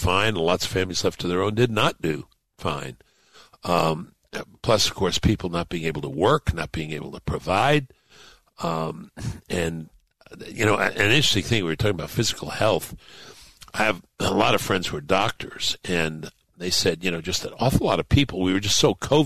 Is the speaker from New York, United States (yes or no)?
yes; New York City, New York, United States; where I grew up in Brooklyn